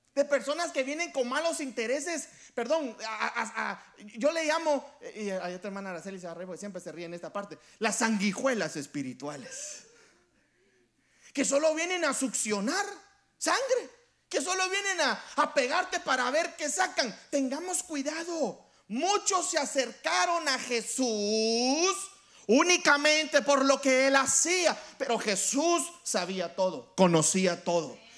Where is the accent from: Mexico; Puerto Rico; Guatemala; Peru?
Guatemala; Yo soy de Guatemala y yo voy a hablar por nosotros los, los chapines, nos dicen a nosotros los guatemaltecos.